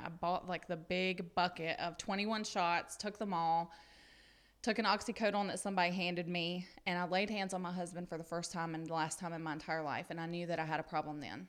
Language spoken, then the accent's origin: English; Pickens, South Carolina, United States; I'm from Pickens, South Carolina. I was born and raised there, still there